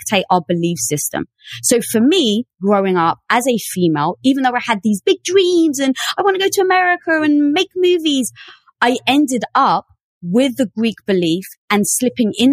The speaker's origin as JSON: {"language": "English", "region": "London", "country": "United Kingdom", "tie": "born or raised there", "moved": "yes", "said": "I was brought up in the metropolis of London"}